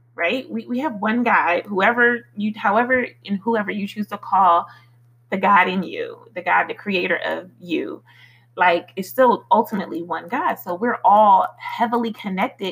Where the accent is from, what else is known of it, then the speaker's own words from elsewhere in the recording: Philadelphia, Pennsylvania, United States; moved away; I grew up in Philly, in the streets of Philly